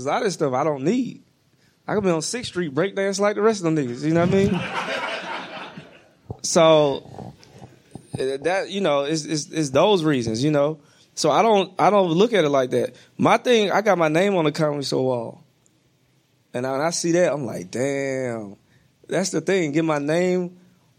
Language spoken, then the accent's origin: English; the South, United States; moved away; I'm from the South